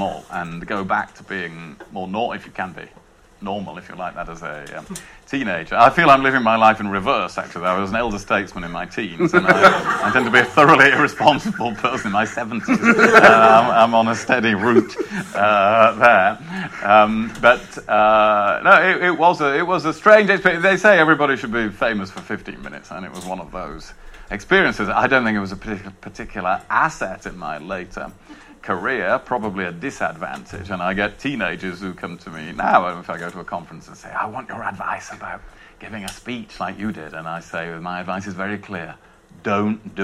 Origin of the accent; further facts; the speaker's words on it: Rother Valley, Yorkshire and the Humber, United Kingdom; from the Rother Valley